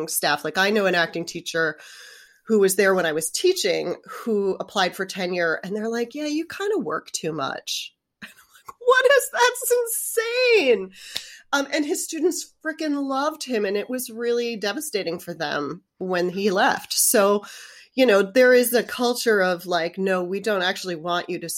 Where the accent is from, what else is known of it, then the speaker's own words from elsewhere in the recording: Westchester County, New York, United States; moved away as an adult; also born or lived in Manhattan, New York; I was born in Manhattan, but I grew up in the suburbs of New York.